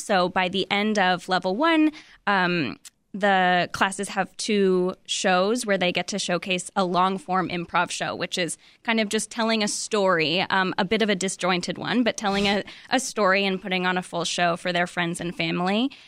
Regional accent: California, United States; moved away as an adult; I moved here in, in twenty fifteen, and, um, I'm from California

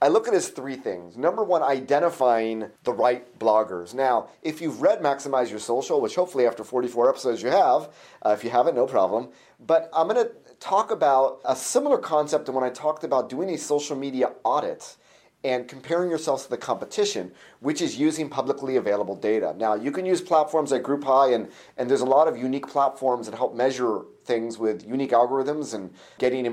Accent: Orange County, California, United States; I'm from Orange County, California

